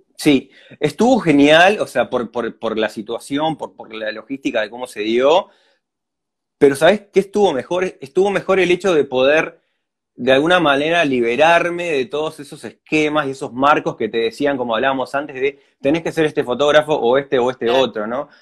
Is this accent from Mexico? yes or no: no; La Paloma, Rocha, Uruguay; soy de La Paloma, sí, nací en Rocha, pero viví toda la vida en La Paloma.